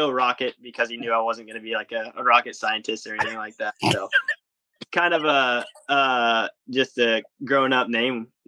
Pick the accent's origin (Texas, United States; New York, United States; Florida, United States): Texas, United States; So I don't I don't go around just because I'm from Texas wearing the cowboy hat and stuff.